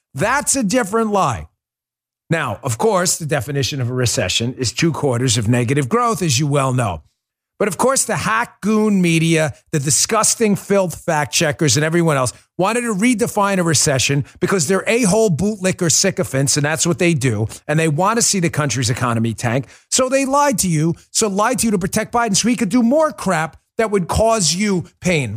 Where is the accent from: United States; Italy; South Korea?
United States; New York; also born or lived in Maryland; now in Florida, United States; Born in New York, lived in New York, lived in Maryland, but this will always be my home.